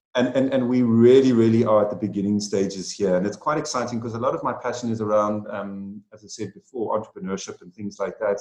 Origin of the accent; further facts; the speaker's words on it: South Africa; also born or lived in United Kingdom; about five years ago, I returned back to my home country, South Africa